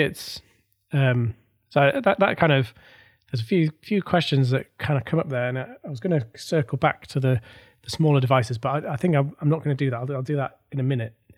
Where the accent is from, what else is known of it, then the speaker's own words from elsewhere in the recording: North East England, United Kingdom; I am from the Northeast as well